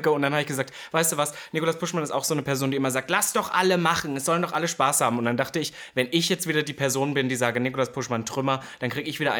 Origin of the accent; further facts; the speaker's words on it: East Germany, Germany; jetzt kommt wieder das Typische, ich komme aus dem Osten.